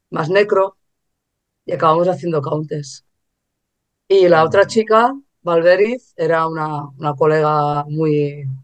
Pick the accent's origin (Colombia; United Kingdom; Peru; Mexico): United Kingdom; England; now in Spain; yo viajaba mucho a Inglaterra porque soy inglesa.